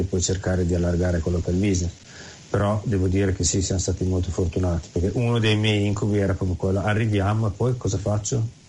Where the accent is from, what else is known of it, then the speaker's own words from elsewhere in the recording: Carpi, Emilia-Romagna, Italy; moved away as an adult; now in New Zealand; Carpi, che è la mia città d'origine